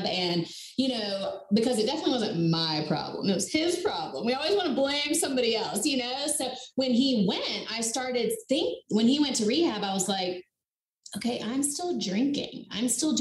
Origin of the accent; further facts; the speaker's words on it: North Carolina, United States; I'm from North Carolina. I live right outside of Charlotte